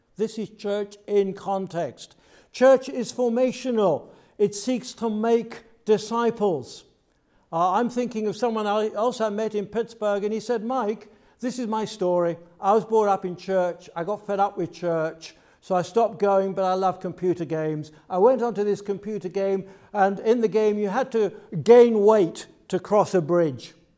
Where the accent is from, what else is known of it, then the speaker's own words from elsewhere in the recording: United Kingdom; I'm from the U K, as you can tell by my accent straight away